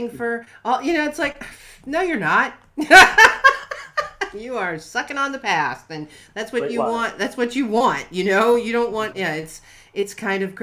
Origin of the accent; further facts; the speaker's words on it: Ohio, United States; I grew up in Ohio